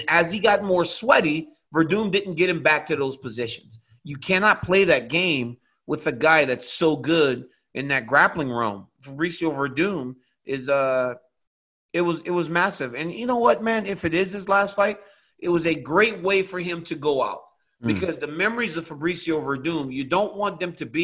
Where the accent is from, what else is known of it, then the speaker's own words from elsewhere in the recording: United States; I'm American. Yeah, in America, football belongs to us.